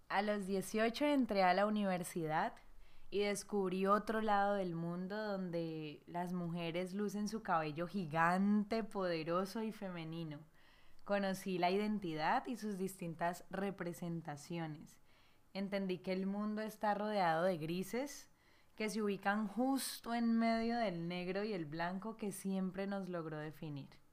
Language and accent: Spanish; Cali, Valle del Cauca, Colombia; mi ciudad natal Cali